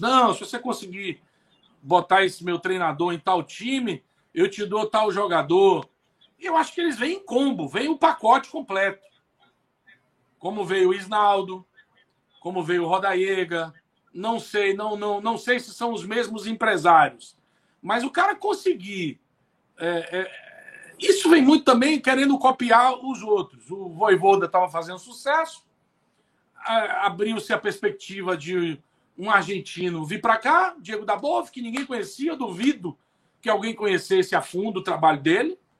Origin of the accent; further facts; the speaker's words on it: Bahia, Brazil; also born or lived in Fortaleza, Ceará; eu nasci em Fortaleza, vim para a Bahia com 4 anos de idade. Meu pai veio trabalhar aqui